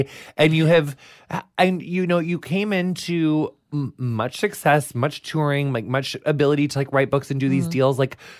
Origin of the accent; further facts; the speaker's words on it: Quincy, Illinois, United States; rural Illinois, like, I'm from, like, 5 hours southwest of Chicago, but my whole family's still in my hometown called Quincy.